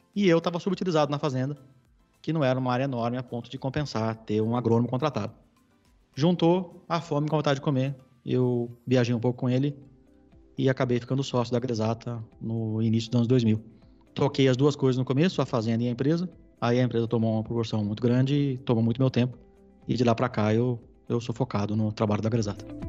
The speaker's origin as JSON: {"language": "Portuguese", "region": "São Paulo", "country": "Brazil", "tie": "born or raised there", "said": "Eu sou paulistano, nascido e criado na capital"}